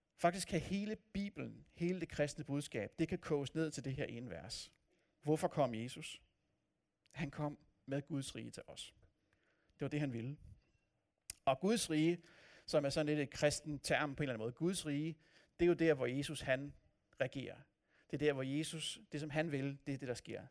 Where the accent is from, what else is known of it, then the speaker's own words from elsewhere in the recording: north of Copenhagen, Capital Region of Denmark, Denmark; now in Odense, Denmark; Jeg voksede op nord for København, og opfatter mig selv som københavner